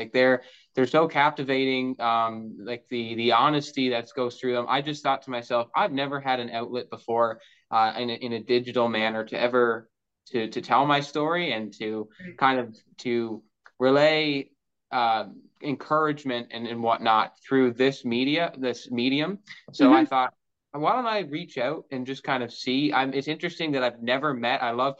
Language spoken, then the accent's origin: English; Bonavista, Newfoundland and Labrador, Canada; also born or lived in Gander; I was born in Gander, Newfoundland, was raised in Bonavista, Newfoundland, very far east of Newfoundland.